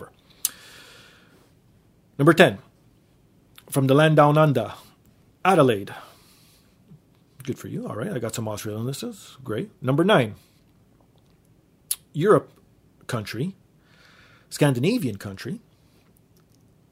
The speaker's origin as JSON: {"language": "English", "town": "Toronto", "region": "Ontario", "country": "Canada", "tie": "born or raised there", "said": "I was born in Toronto, Ontario, Canada."}